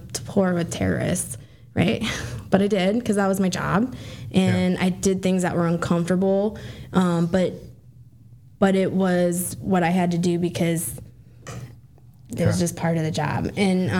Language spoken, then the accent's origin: English; Las Vegas, Nevada, United States; moved away as an adult; I grew up in Las Vegas.